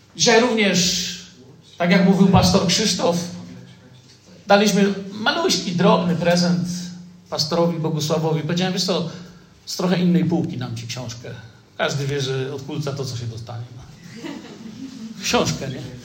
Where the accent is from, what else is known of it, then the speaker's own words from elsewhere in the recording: Poland; also born or lived in Moscow, Russia; jesteśmy z Polski